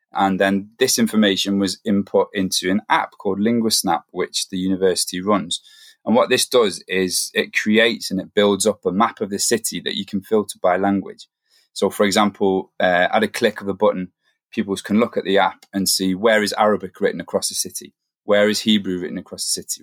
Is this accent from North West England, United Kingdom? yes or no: no; the Northeast, North East England, United Kingdom; moved away as an adult; now in Manchester, United Kingdom; I'm from the Northeast originally